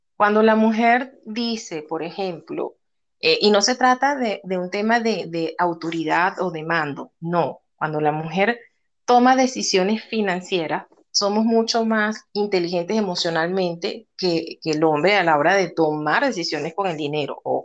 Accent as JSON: {"language": "Spanish", "country": "Venezuela", "moved": "as an adult", "lives_now": "Peru", "said": "actualmente vivo en Perú desde hace ocho años, soy venezolana, eh, emigré en el año 2014"}